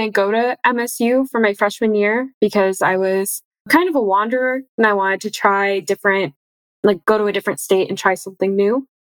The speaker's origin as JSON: {"language": "English", "region": "Michigan", "country": "United States", "tie": "born or raised there", "said": "I'm originally from Michigan. I've grown up in Michigan, and I spent most of my childhood going to the Detroit Zoo."}